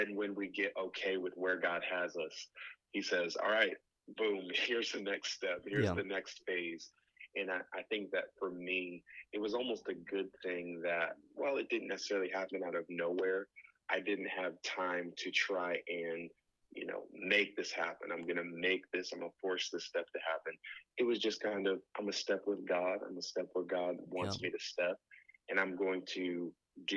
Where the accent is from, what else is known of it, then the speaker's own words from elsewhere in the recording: Connecticut, United States; moved away as an adult; I'm originally from Connecticut, went to IBC, met my wife, and then I came and started working with a pastor here